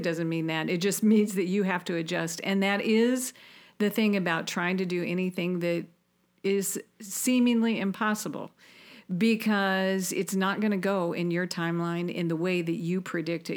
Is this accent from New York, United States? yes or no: no; Auburn, Indiana, United States; I was a girl from Auburn, Indiana